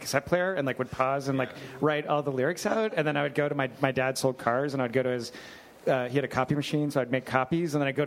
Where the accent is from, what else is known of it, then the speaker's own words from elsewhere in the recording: Vermont, United States; I grew up in Vermont